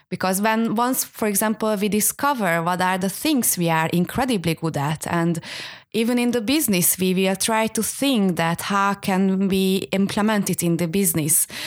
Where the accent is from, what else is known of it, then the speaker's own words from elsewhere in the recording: Hungary; moved away; I am from Hungary